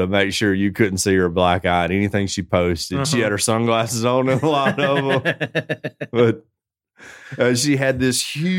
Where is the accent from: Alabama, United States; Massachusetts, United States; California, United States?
Alabama, United States; I'm not Irish. I'm from Alabama.